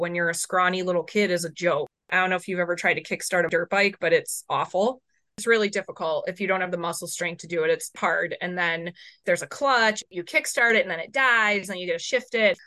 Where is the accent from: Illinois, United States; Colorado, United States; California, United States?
Illinois, United States; Chicago; I grew up in Chicago.